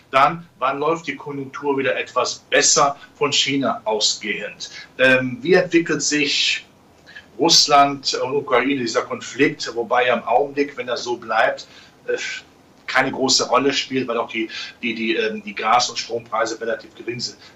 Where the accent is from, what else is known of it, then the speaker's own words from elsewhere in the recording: Rhineland, Germany; ich als Rheinländer in der Karnevalssprache